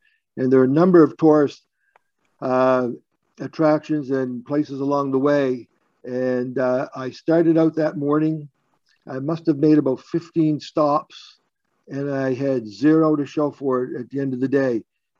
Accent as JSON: {"language": "English", "town": "Yarmouth", "region": "Nova Scotia", "country": "Canada", "tie": "born or raised there", "said": "I grew up in Yarmouth."}